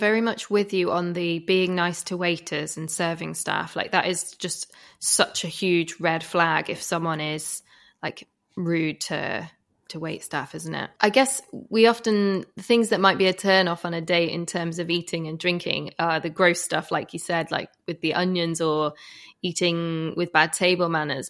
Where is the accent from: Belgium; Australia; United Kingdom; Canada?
United Kingdom; Shepley, Yorkshire and the Humber; I'm from Shepley